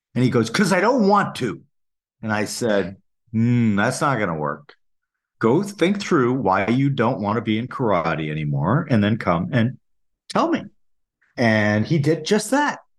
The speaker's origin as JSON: {"language": "English", "town": "Saint Paul", "region": "Minnesota", "country": "United States", "tie": "born or raised there", "said": "I grew up in Saint Paul, Minnesota"}